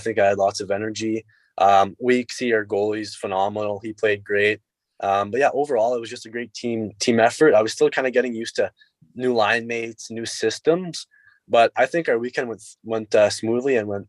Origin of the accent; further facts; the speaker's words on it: Sudbury, Ontario, Canada; also born or lived in Peterborough; I'll be playing in front of my hometown.